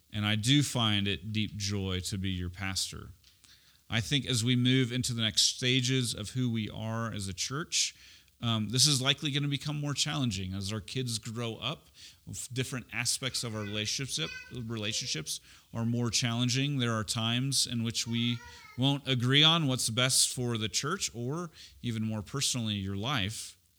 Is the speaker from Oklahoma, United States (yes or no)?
yes; Oklahoma City, Oklahoma, United States; also born or lived in Edmond, Oklahoma / Tulsa, Oklahoma; we moved from Oklahoma City to Tulsa. It was the longest ninety miles of my life, uh, between, uh, my fifth and sixth grade